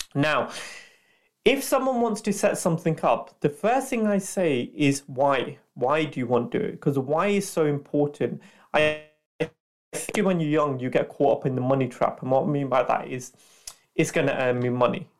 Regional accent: Leicester, East Midlands, United Kingdom; also born or lived in London; I'm from Leicester, um, that's my hometown, so I went back to Leicester

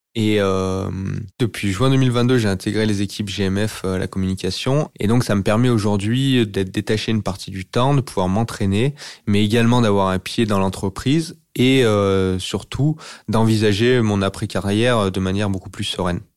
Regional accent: Bourg-d'Oisans, Auvergne-Rhône-Alpes, France; je suis originaire de Bourdoisan, euh, qui est au pied de l'Alpe d'Huez, c'est une petite ville euh, en montagne. Donc, j'ai pratiqué les sports de montagne durant ma jeunesse.

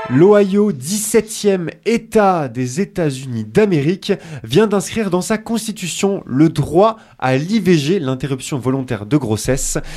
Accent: France; chez nous en France

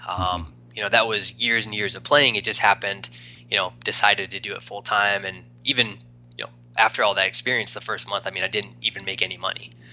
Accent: East Coast, United States; moved away as an adult; also born or lived in Arizona; I'm from the East Coast, moved out to Arizona

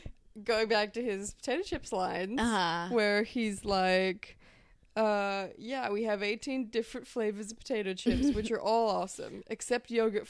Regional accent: Australia

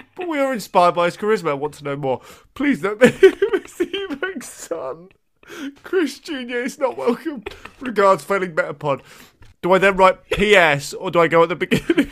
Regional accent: Brighton, South East England, United Kingdom; when I grew up in Bri, uh, you know, Brighton's always been like an okay place

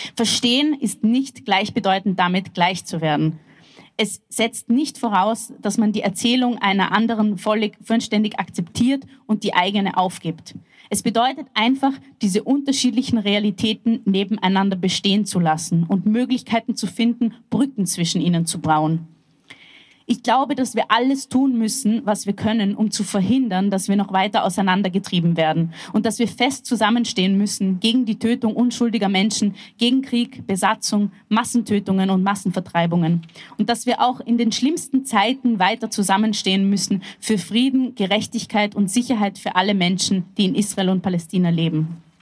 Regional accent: Vienna, Austria; Ich bin in einer sozialistisch-zionistischen Jugendbewegung aufgewachsen in Wien

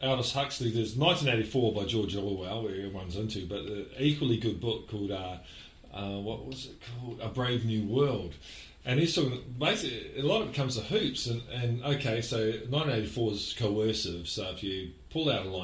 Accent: New Zealand; being a Kiwi

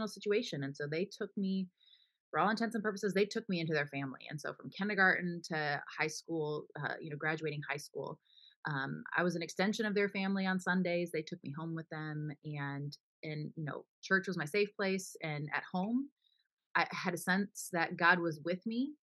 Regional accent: Florida, United States; also born or lived in Pennsylvania; I was born in Pennsylvania, but raised in Florida with my younger sister

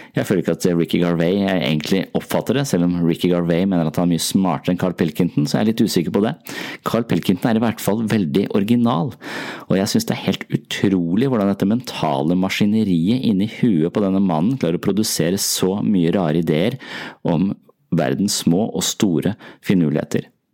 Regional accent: Tønsberg, Vestfold, Norway; Tønsberg er min hjemby

